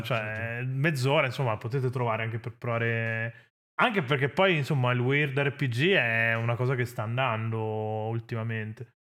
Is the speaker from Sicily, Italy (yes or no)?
no; Venice, Veneto, Italy; sono della Serenissima